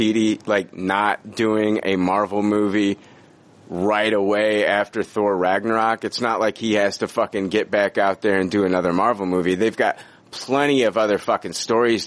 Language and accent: English; United States; I'm American